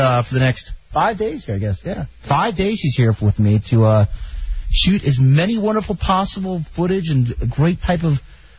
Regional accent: Washington, District of Columbia, United States; now known as DC Debauchery, Ode to My Hometown.

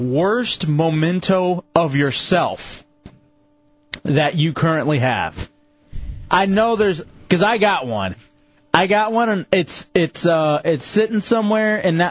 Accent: Lubbock, Texas, United States; moved away; I was born in Lubbock, Texas, in the desert. There's no water out there.

